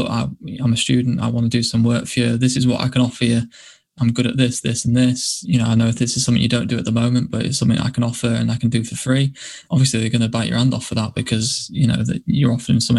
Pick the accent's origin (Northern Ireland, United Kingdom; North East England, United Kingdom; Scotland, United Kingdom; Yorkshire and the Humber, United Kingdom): Yorkshire and the Humber, United Kingdom; York; this is my hometown